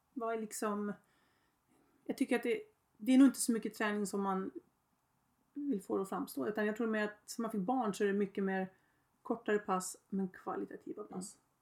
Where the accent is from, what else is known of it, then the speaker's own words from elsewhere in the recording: Öregrund, Uppsala County, Sweden; jag kom ut ifrån Öregrund